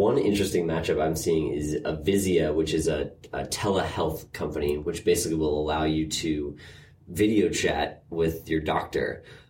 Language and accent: English; Andover, Massachusetts, United States; Andover, Mass.